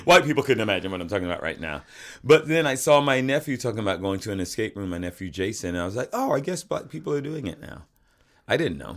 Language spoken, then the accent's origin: English; the South, United States; moved away; I grew up in the South